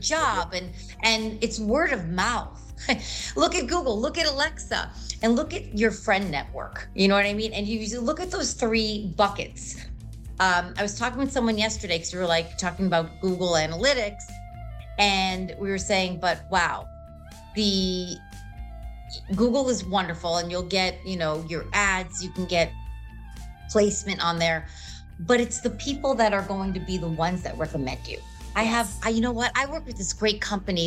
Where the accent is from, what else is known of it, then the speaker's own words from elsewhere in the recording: New York, United States; moved away as an adult; also born or lived in Brooklyn; now in Florida, United States; we're originally from New York.